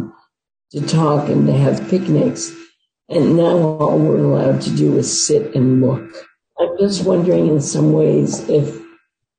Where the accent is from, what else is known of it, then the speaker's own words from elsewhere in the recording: United States; Being an American